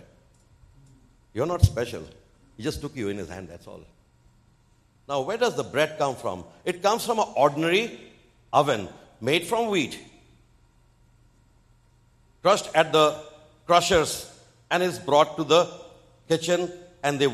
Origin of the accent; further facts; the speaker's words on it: India; also born or lived in eastern India / Bengal; I am from India.